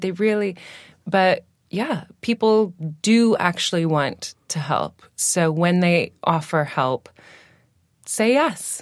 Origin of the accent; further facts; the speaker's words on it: Washington, United States; accent: American; moved away as an adult; now in United Kingdom; I'm from, um, Washington State